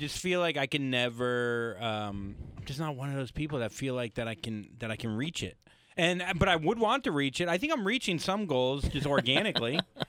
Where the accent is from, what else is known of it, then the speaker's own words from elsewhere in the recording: the South, United States; I'm Jewish from the South.